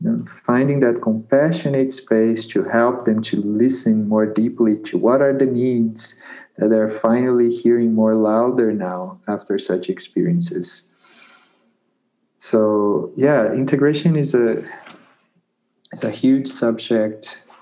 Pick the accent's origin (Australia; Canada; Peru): Peru; So I came directly from Peru, from the jungle, back to a university, to that context that was not at all welcoming to that.